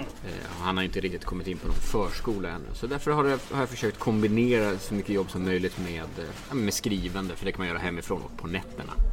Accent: Dalarna County, Sweden; jag är från Dalarna. Så att skidtraditionen är rätt stark

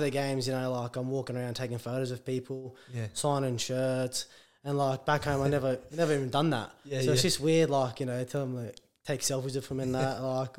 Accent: Australia; also born or lived in Port Moresby, Papua New Guinea; Yeah, I was born in Papua New Guinea, but moved to Australia when I was like a one.

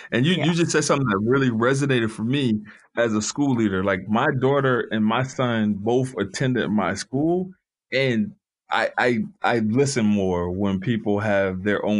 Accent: Covington, Louisiana, United States; I grew up in Covington, Louisiana.

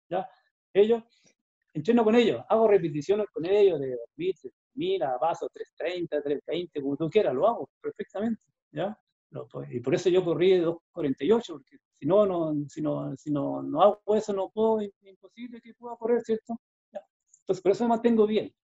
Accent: Chile; lo hice todo en Chile. ¿ya? Lo hice en mi país.

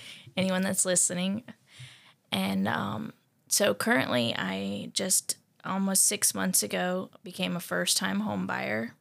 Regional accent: Tennessee, United States; I grew up in Tennessee

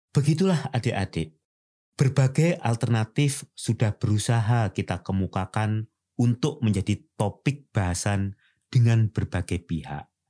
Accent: Indonesia; sebagai orang Nusantara

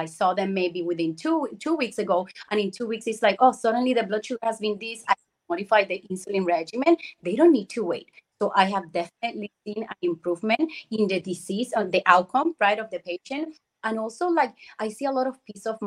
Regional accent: Puerto Rico; moved away as an adult; I was born and grew in Puerto Rico. I left many years ago, over 22 years ago.

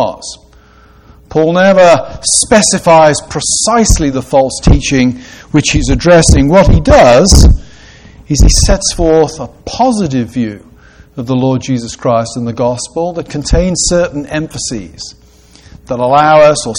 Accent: Gloucestershire, South West England, United Kingdom; I grew up in a town in Gloucestershire, in the west of England, that was the centre of the wool trade.

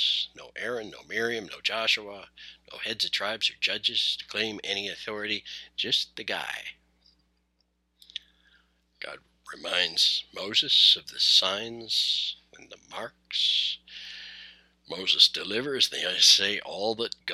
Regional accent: Canada; I am Canadian. My people are trying to find a common story

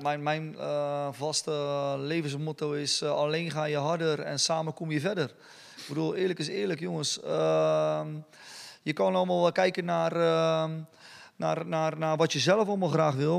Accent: Dordrecht, South Holland, Netherlands; als Dordtenaar zijn, de, eh, zijn we allemaal trotse ambassadeurs van onze stad

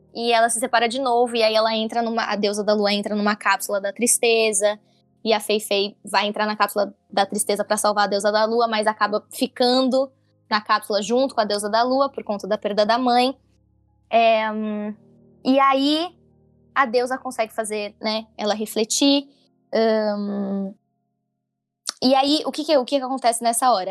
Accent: São Paulo, Brazil; eu sou de São Paulo

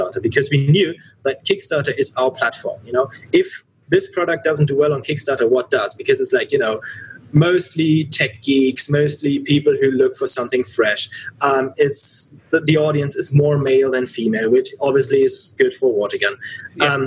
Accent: Cologne, North Rhine-Westphalia, Germany; I grew up in Cologne

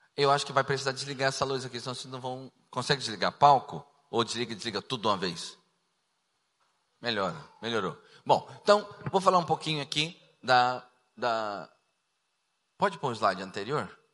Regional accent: Cuiabá, Mato Grosso, Brazil; also born or lived in Rio de Janeiro / Goiânia; eu nasci no Rio de Janeiro, me criei em Cuiabá, passei quatro anos em Goiânia

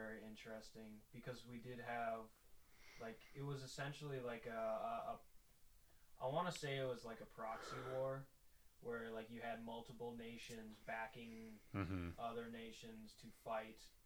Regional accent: United States; being American

